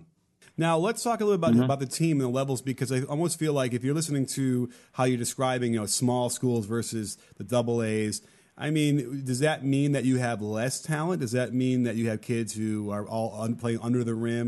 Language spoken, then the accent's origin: English; Chicago, Illinois, United States; now in Los Angeles, United States; I grew up in Chicago